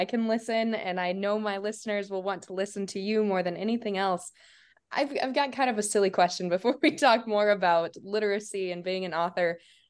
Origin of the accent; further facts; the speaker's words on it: South Dakota, United States; I growing up in South Dakota